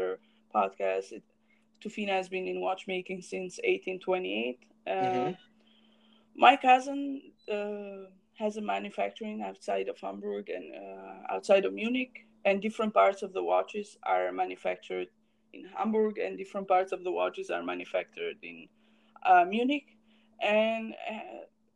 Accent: Romania; we are from Romania

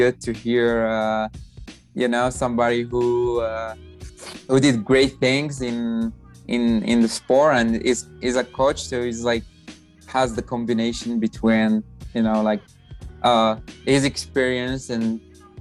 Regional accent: Morocco; English is a second language; now in United States; I'm from Morocco.

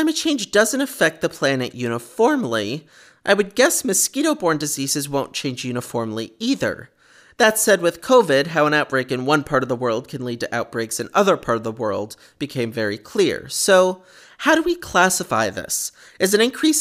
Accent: Northeast, United States; I grew up in the Northeast

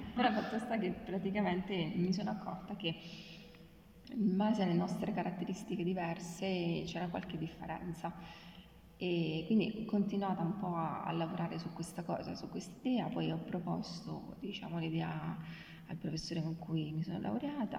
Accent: Abruzzo, Italy; now in Rome, Italy; io sono abruzzese

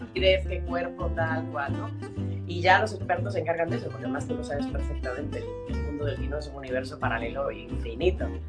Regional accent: Mexico City, Mexico; moved away as an adult; also born or lived in Galicia, Spain; now in Madrid, Spain; nacimos en México, vivimos una serie de años allí. Luego estuvimos viendo una temporada aquí en Galicia y, eh, y después volvimos a México, ¿no? Yo estuve viviendo en México hasta que terminé mi carrera de arquitectura

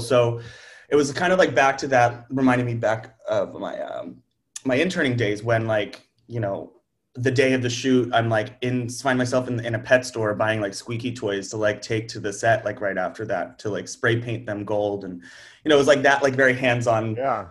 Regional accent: outside of Pittsburgh, Pennsylvania, United States; moved away as an adult; also born or lived in New York; I grew up outside of Pittsburgh

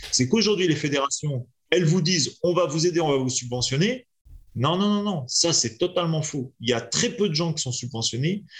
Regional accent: France; also born or lived in Lyon; je suis petit français

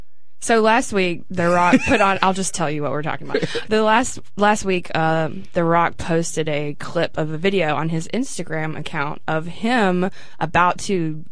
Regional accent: Memphis, Tennessee, United States; I was telling her I was from Memphis

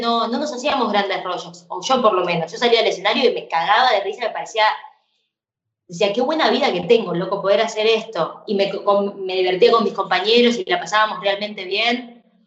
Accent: Argentina; como fan de la música pop siendo argentina

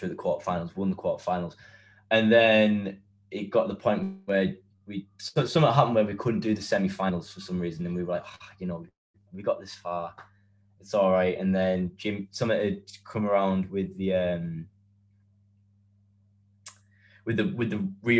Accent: County Durham, North East England, United Kingdom; we're all from County Durham

